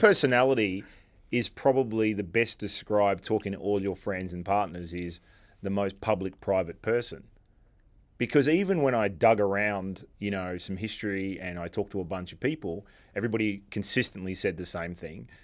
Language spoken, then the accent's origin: English; Australia; now in New York, United States; Being Australian and, and living in New York for a while